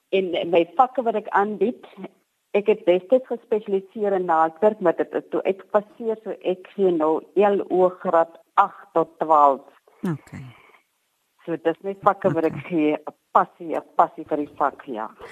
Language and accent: Afrikaans; Matwaland, Northern Cape, South Africa; also born or lived in Springbok; Ek is gebore in Matwaland